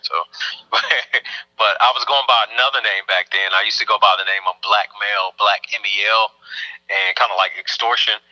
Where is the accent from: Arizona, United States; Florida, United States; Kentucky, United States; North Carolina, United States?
North Carolina, United States; I was from North Carolina